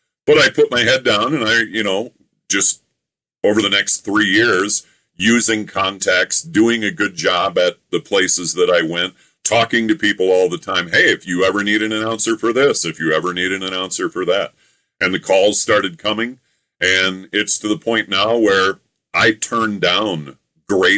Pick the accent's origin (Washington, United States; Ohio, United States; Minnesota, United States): Minnesota, United States; moved away; also born or lived in Colorado Springs; When I was a kid growing up in Minnesota